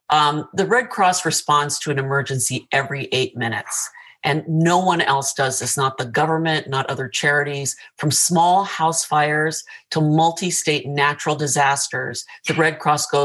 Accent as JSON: {"language": "English", "region": "California", "country": "United States", "tie": "born or raised there", "also_born_or_lived": "Tokyo, Japan", "said": "I grew up in Tokyo and in Southern California, and I attended college at Long Beach State."}